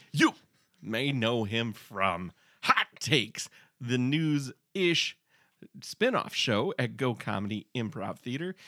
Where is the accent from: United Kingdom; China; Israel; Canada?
Canada; Prince Edward Island; I'm from Prince Edward Island.